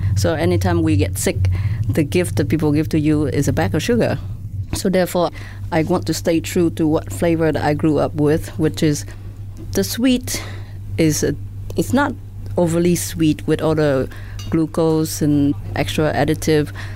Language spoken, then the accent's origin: English; Vietnam; now in Singapore; growing up in Vietnam at the time